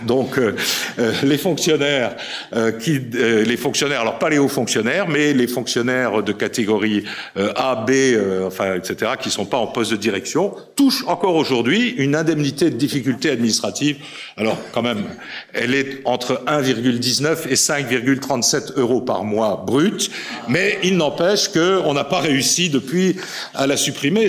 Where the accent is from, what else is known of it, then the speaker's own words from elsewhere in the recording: Hagondange, Grand Est, France; je suis d'Agondange